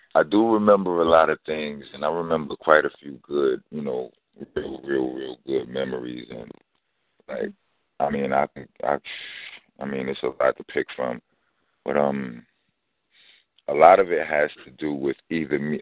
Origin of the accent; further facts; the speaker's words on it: New York City, New York, United States; from Brownsville, Brooklyn. I mean, I was born in East New York, Brooklyn, but um, when I was two months old, my house was destroyed in a fire. Landed me in Brownsville by the time I was four months old